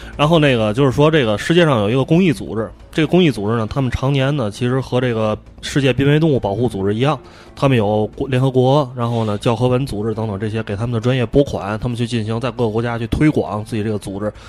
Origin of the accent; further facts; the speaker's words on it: China; 还是我们中国人讲